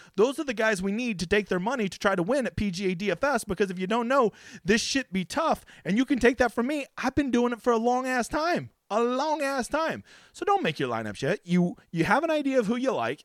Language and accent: English; Oklahoma, United States; here in my home state of fucking piece of shit Oklahoma